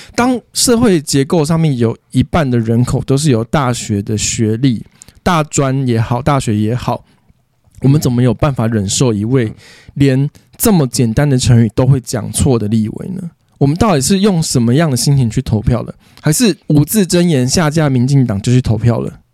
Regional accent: Taipei, Taiwan; 我从小就在台北市，我阿公，我阿公的阿公，从小我们一家八代就是台北市长大的

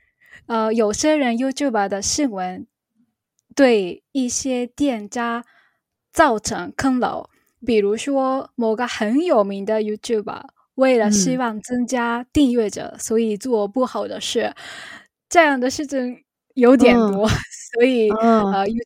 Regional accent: Chiba, Japan; Chinese is a second language; 我来自日本的千叶县，

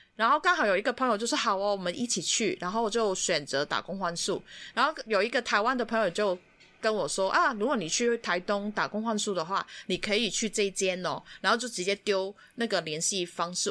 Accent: Hong Kong; 我们香港人又不会骑机车

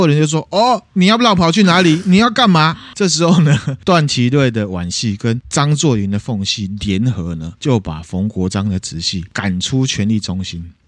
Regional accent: Taiwan; 我们身为台湾人

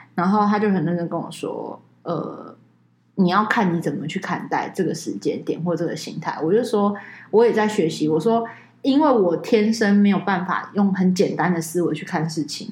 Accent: Taiwan; 我们台湾人嘛

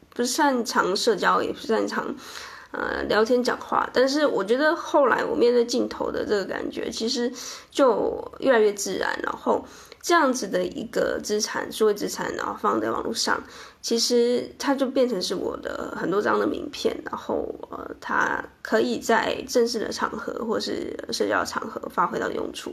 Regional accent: Chiayi, Taiwan; 我们知道彼此都是嘉义人

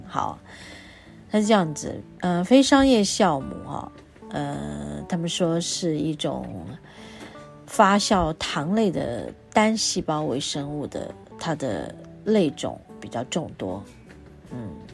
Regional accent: Taiwan; 我们都可以把它们做成我们台湾人的面包。哎呀，小时候我就吃面包长大的。

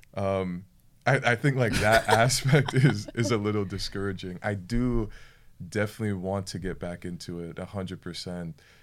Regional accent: Florida, United States; I am from Florida. I'm a Florida boy.

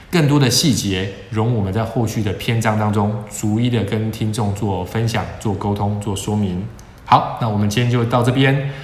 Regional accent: Taiwan; 我相信可能会是大部分台湾的学生的痛。我们从很小就开始学这件事情了

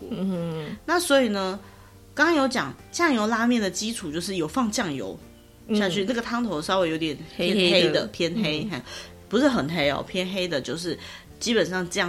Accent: Taiwan; 我们小时候在台湾吃的乌龙面就是粗的嘛。

